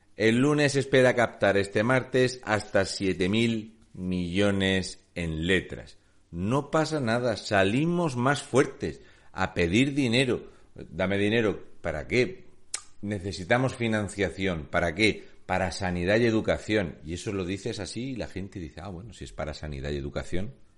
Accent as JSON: {"language": "Spanish", "town": "Murcia", "region": "Region of Murcia", "country": "Spain", "said": "soy de Murcia."}